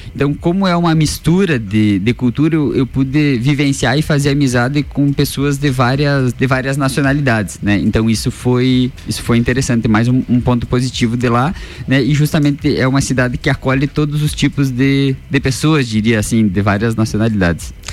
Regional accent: Brazil; como bons brasileiros

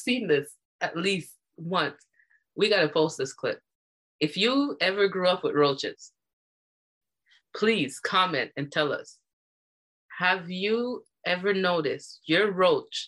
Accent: Jamaica; moved away; I grew up in Jamaica

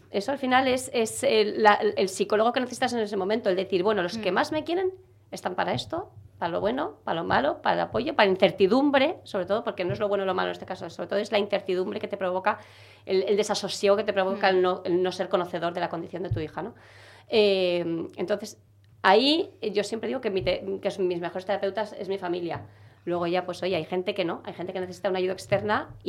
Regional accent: Galicia, Spain; also born or lived in Brussels / Zaragoza; now in Seville, Spain; Yo soy gallega.

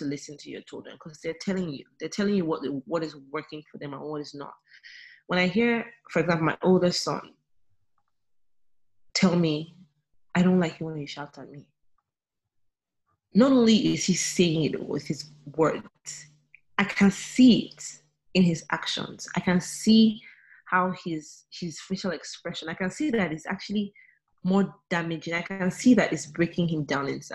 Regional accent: Nigeria; being a Nigerian, our languages

